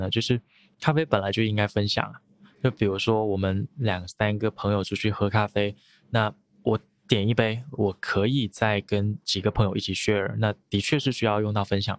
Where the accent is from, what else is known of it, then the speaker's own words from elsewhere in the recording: Guangdong, China; 那我会认为，可能因为我是潮汕人，然后我家里爸爸妈妈会喝茶